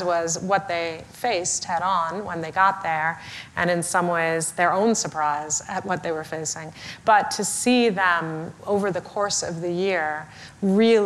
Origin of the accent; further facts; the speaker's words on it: India; I'm originally from India